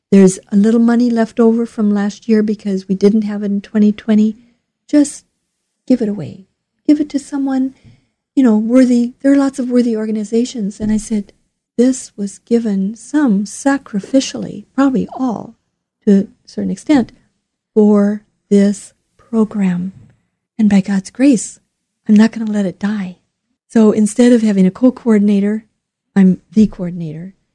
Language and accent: English; southwestern Minnesota, United States; moved away as an adult; also born or lived in Lincoln, Nebraska / Southern California; now in Portland, United States; I grew up in the Midwest on a farm, a sheep farm in southwestern Minnesota.